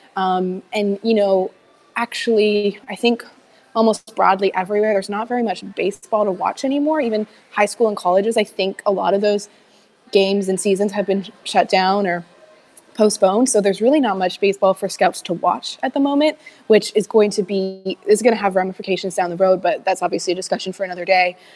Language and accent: English; Canada; being down here as a Canadian.